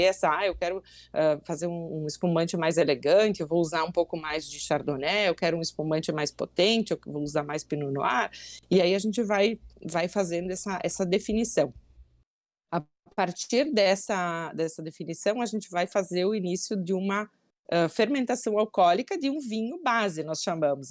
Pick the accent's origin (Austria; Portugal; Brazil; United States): Brazil; Bento Gonçalves, Rio Grande do Sul; eu nasci e moro até hoje em Bento Gonçalves, no Serra Gaúcha